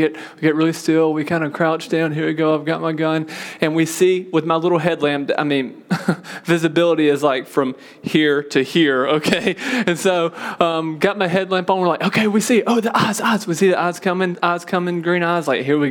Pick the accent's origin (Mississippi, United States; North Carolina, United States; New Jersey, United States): Mississippi, United States; Told you I grew up in Mississippi, okay? I'm a Mississippi boy